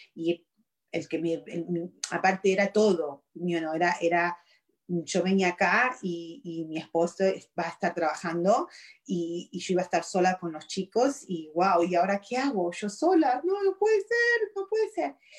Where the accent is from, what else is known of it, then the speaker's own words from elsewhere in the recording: Argentina; also born or lived in Virginia, United States; now in United States; soy originalmente de Argentina, vine de Argentina acá, wow, hace 26 años